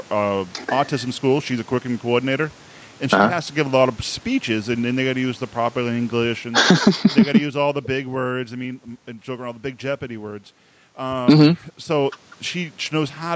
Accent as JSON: {"language": "English", "town": "Boston", "region": "Massachusetts", "country": "United States", "accent": "Boston", "said": "they joke about my accent"}